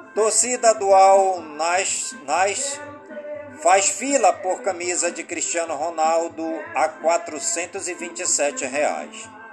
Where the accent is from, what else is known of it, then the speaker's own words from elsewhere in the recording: Careiro da Várzea, Amazonas, Brazil; Careiro da Várzea, minha cidade natal.